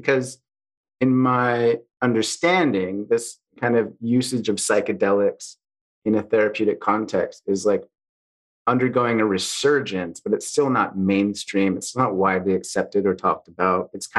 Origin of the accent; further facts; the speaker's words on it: United States; now in Canada; we're both from America.